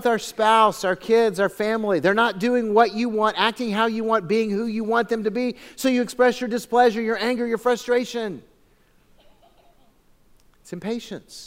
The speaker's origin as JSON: {"language": "English", "town": "Phoenix", "region": "Arizona", "country": "United States", "tie": "born or raised there", "lives_now": "Lake Havasu City, United States", "said": "I grew up in Phoenix."}